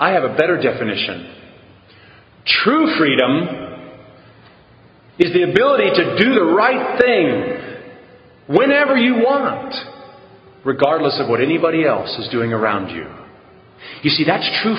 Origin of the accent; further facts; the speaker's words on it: San Antonio, Texas, United States; I was born and raised in San Antonio, Texas